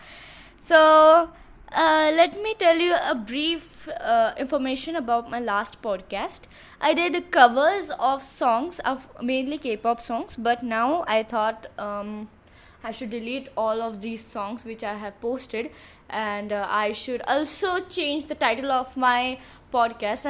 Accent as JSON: {"language": "English", "country": "India", "said": "I'm from India"}